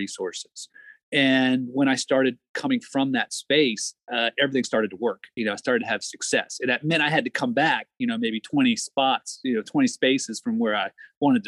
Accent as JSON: {"language": "English", "region": "Maryland", "country": "United States", "moved": "as an adult", "said": "I'm from Maryland originally."}